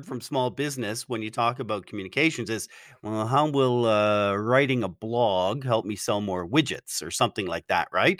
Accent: Canada; I'm a Canadian

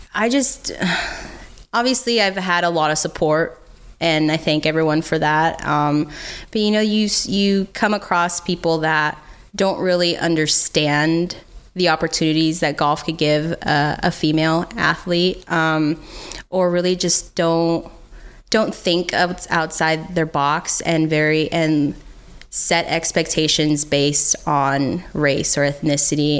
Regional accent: United States; as an American

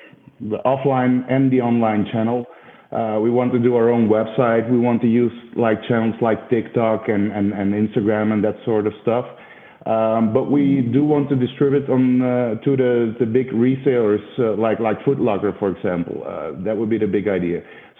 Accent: Belgium; I'm from Belgium.

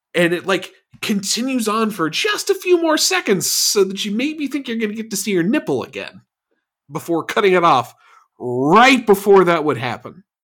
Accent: Florida, United States; I'm from Florida

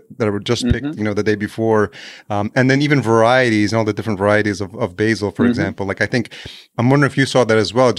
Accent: Yonkers, New York, United States; I grew up in Yonkers, New York, just outside Manhattan.

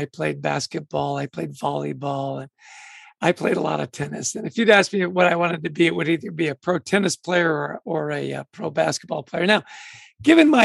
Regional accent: Vancouver, British Columbia, Canada; also born or lived in Edmonton, Alberta, Canada; I grew up in Vancouver, Canada, born in Edmonton, really grew up in Vancouver

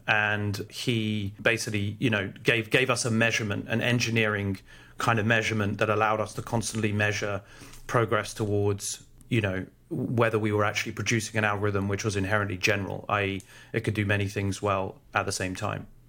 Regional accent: London, United Kingdom; also born or lived in Oxford; I grew up in London and went to Oxford

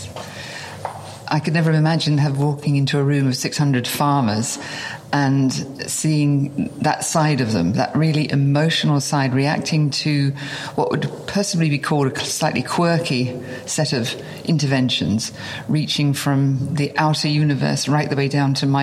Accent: near Margate, South East England, United Kingdom; I was born in England, on the seaside, near a famous place called Margate, which was a day trip, a haven. And it was idyllic. I mean, I literally was brought up in a place where people went on holiday

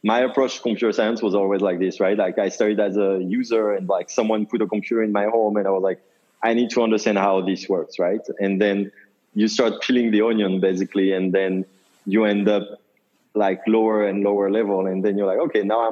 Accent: Paris, Île-de-France, France; moved away as an adult; also born or lived in New York; now in United States; I grew up in Paris, in France.

